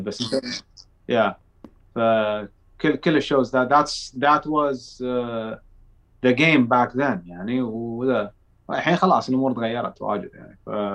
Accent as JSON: {"language": "Arabic", "country": "Saudi Arabia", "said": "احنا من السعودية"}